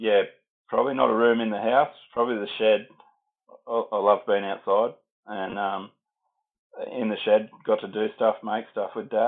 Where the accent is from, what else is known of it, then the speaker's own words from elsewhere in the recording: Bathurst, New South Wales, Australia; also born or lived in Sydney / Millthorpe; So I was born in Sydney. We moved to Bathurst when I was about 5 and we had a little farm there. And then we got the bigger farm at Millthorpe when I was about 12 or 13, I think.